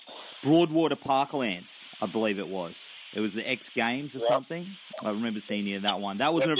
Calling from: Gold Coast, Queensland, Australia; I'm on the Gold Coast.

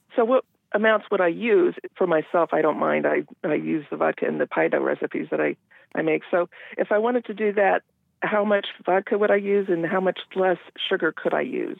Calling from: Endicott, Washington, United States; I'm calling from Eastern Washington, Endicott

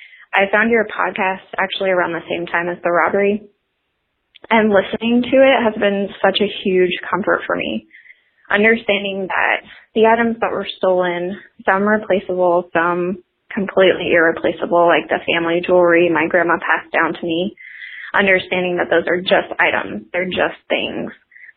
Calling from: Atlanta, Georgia, United States; I'm calling from Atlanta, Georgia.

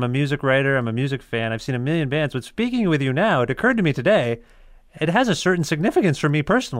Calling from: Ontario, Canada; I'm calling you from Ontario.

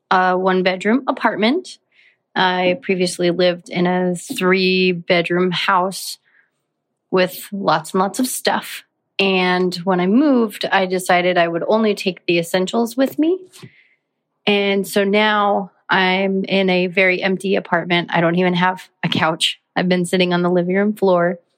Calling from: Tempe, Arizona, United States; I am 27 from Tempe, Arizona, and I just had a comment.

